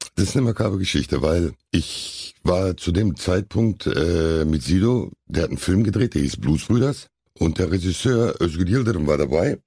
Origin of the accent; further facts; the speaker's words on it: Hamm, North Rhine-Westphalia, Germany; ich war glaube ich zwei, als wir hier hingezogen sind